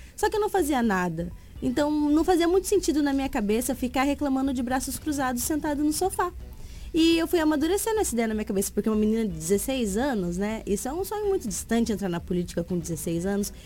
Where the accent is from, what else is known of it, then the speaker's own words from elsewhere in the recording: São Paulo, Brazil; now in Sinop, Brazil; sou natural de São Paulo e Mato Grossense por opção